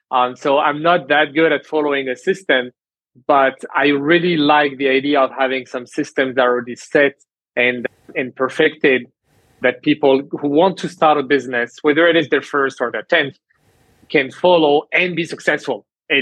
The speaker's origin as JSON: {"language": "English", "country": "Canada", "tie": "born there", "also_born_or_lived": "France", "said": "I started my studies and my career in France, first in sales, then I moved to Canada because I was born in Canada, had the citizenship, so I chose to move to Canada."}